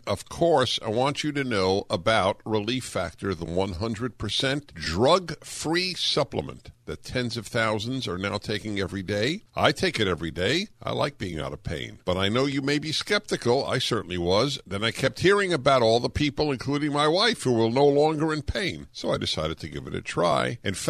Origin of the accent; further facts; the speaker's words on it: United States; And I am thankful that I am an American.